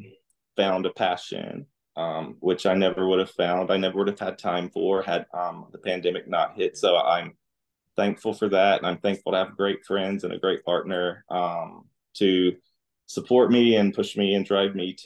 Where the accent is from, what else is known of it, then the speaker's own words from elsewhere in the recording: Alabama, United States; moved away as an adult; now in Dallas, United States; I grew up in Alabama